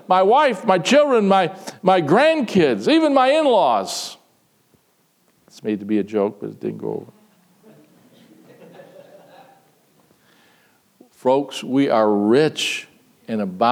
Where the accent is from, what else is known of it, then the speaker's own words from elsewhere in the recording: United States; to be Americans, to be citizens of the United States of America